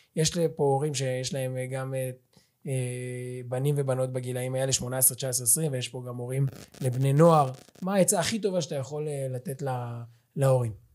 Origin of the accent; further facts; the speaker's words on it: Ra'anana, Central District, Israel; moved away; אני במקור מרעננה